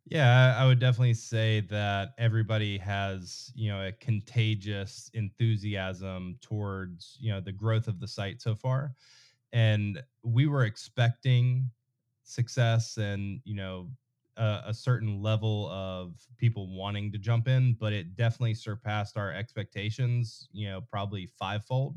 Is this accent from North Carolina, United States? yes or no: yes; North Carolina, United States; I grew up in North Carolina, I've lived everywhere from Charlotte to, you know, Raleigh, Cary, Garner, Clayton